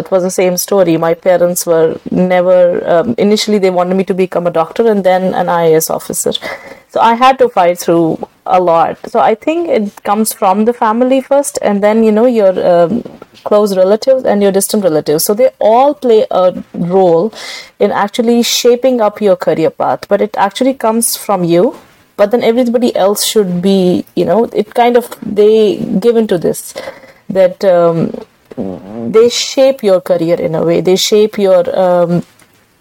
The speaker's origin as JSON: {"language": "English", "town": "Srinagar", "region": "Jammu and Kashmir", "country": "India", "moved": "yes", "lives_now": "San Francisco, United States", "said": "I'm from Srinagar, Kashmir."}